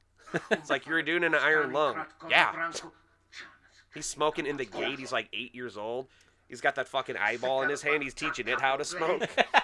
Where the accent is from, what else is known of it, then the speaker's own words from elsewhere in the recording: Midwest, United States; That's how you know I'm from the Midwest.